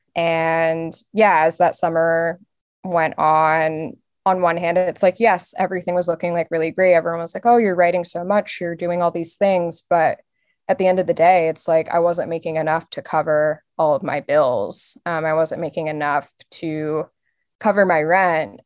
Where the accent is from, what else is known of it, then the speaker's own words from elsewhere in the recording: outside of Philadelphia, Pennsylvania, United States; I grew up outside of Philly